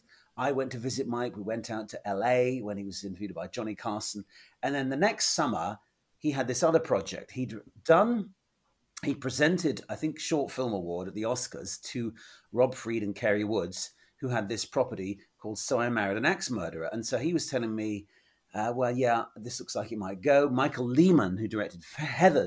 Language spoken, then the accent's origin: English; England, United Kingdom; I'm this schmuck from England